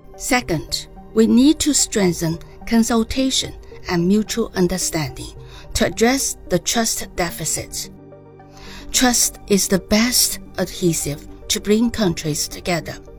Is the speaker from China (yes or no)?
yes; China; from the People's Republic of China.